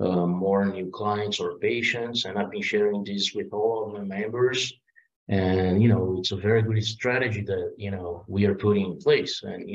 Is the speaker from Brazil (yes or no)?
yes; Brazil; English is a second language; moved away as an adult; also born or lived in United States / Italy; I'm from Brazil. I'm a half Italian, half Brazilian guy, born and raised here in Brazil, but lived in the States, lived in Italy. And then now, you know, due to the pandemic, I'm here in Brazil for the last, I would say, like 3 years. Yeah, 2 years.